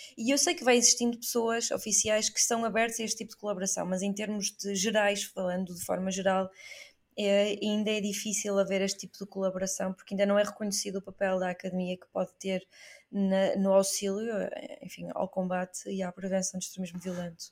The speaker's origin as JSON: {"language": "Portuguese", "country": "Portugal", "said": "eu sou portuguesa"}